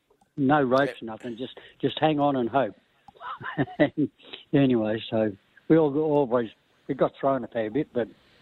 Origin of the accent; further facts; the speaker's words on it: Balranald, New South Wales, Australia; Yeah, Balranald.